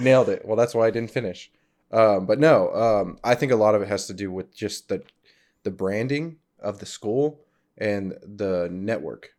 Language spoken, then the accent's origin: English; Fort Gibson, Oklahoma, United States; also born or lived in Arizona; I grew up in Fort Gibson, Oklahoma